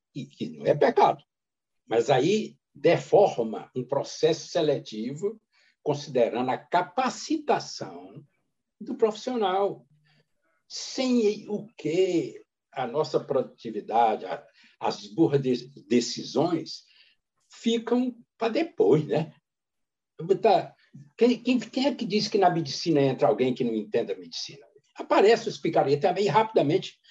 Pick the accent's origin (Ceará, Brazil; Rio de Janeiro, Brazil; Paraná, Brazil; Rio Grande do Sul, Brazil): Ceará, Brazil; Caatinga; fui criado na Caatinga